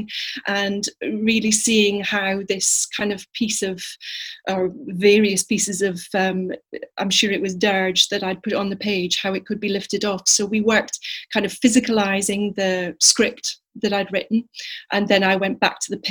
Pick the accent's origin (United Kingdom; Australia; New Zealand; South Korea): United Kingdom; Edinburgh, Scotland; growing up in Edinburgh, the Fringe came to visit